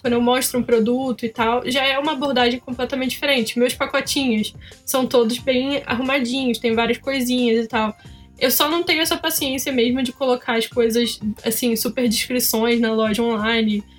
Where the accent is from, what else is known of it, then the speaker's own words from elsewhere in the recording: Petrópolis, Rio de Janeiro, Brazil; now in Curitiba, Brazil; eu sou de Petrópolis, eu não sei se vocês sabem, eu fazia feira lá em Petrópolis, hoje estou morando em Curitiba